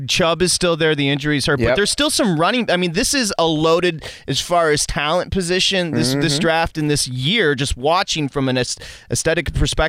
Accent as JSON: {"language": "English", "area": "Big Ten country", "region": "Midwest", "country": "United States", "tie": "born or raised there", "also_born_or_lived": "South Carolina", "moved": "yes", "lives_now": "Los Angeles, United States", "said": "I grew up in Big Ten country, and now I'm here in Los Angeles."}